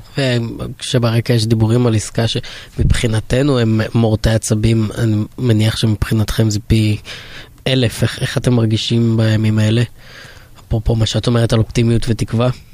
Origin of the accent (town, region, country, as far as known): Israel